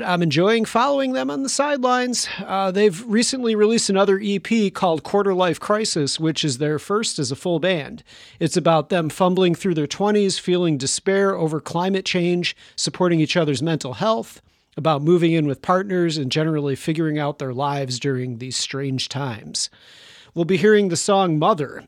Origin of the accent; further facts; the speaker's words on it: Chicago, Illinois, United States; my hometown of Chicago